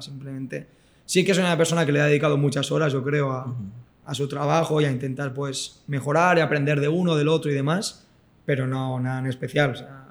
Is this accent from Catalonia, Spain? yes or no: yes; Rubí, Catalonia, Spain; Estoy en Rubí, que es el club de, mi ciudad, donde yo nací